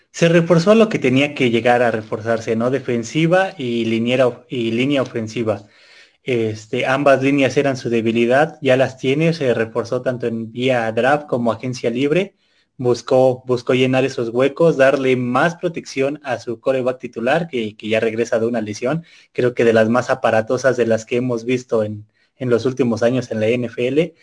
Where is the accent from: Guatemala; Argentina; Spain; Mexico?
Mexico; todos los mexicanos